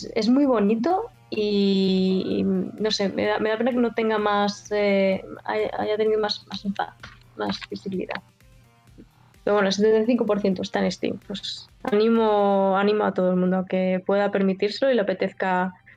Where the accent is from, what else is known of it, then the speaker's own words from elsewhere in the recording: Basque Country, Spain; Yo, nací en el País Vasco